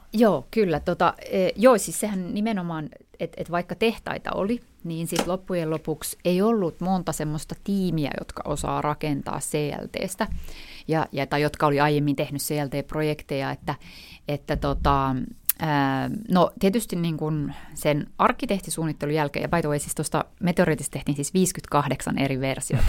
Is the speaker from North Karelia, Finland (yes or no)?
yes; North Karelia, Finland; moved away; Mä olen asunut siellä tota, 10 vuotta mun elämästä, ei kun enemmänkin 18 vuotta mun elämästä, ja mun isä on siis Pohjois-Karjalasta ja äiti on Turusta, ja, ja tota, et, että et olen asunut siellä kyllä, että voisin sanoa, että sieltä mä oon kotoisin